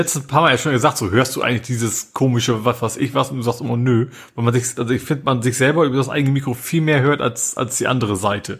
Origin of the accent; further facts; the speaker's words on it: Hamburg, Germany; als Hamburger